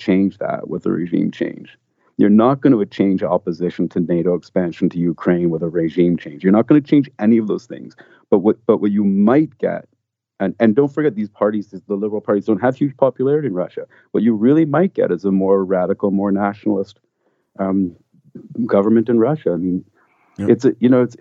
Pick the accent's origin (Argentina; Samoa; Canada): Canada; I'm Canadian. I live in Canada